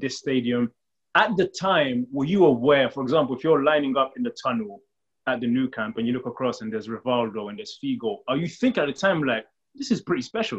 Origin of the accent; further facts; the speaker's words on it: England, United Kingdom; growing up in England